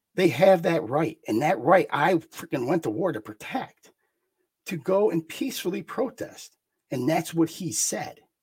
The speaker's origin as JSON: {"language": "English", "region": "New York", "country": "United States", "said": "I'm from New York."}